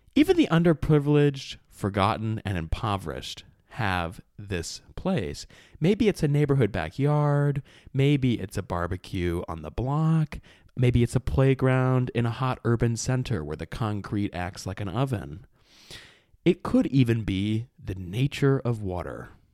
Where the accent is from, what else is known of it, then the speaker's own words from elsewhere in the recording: Detroit, Michigan, United States; I grew up in Metro Detroit